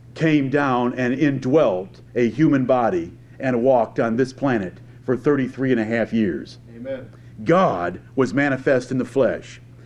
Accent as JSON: {"language": "English", "area": "near Ann Arbor", "region": "Michigan", "country": "United States", "tie": "born or raised there", "said": "I grew up near Ann Arbor, Michigan"}